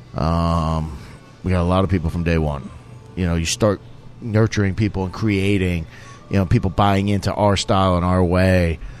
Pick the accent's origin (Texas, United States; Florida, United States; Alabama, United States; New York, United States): New York, United States; moved away as an adult; now in Houston, United States; growing up in New York